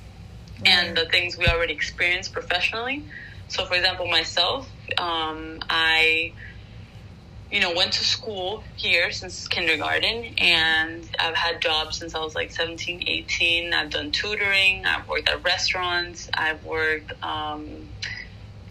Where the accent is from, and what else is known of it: Venezuela; first language Spanish; English is a second language; now in United States